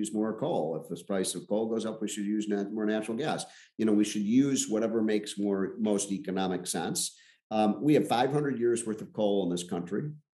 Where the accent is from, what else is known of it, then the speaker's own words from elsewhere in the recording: Chicago, Illinois, United States; I'm from Chicago